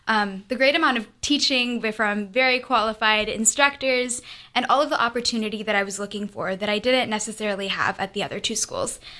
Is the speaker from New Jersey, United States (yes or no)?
no; Georgia, United States; We're from Georgia.